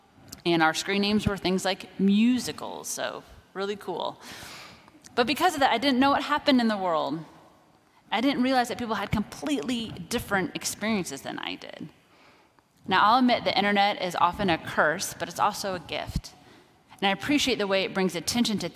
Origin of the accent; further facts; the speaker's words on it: Kansas, United States; I grew up in Kansas